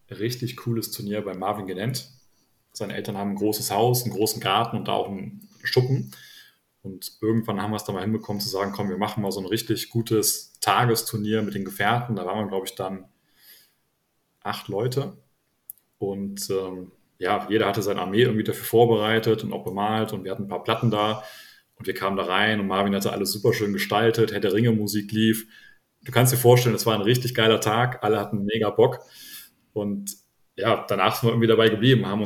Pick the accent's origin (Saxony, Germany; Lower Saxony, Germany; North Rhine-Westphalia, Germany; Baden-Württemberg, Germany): North Rhine-Westphalia, Germany; Nettetal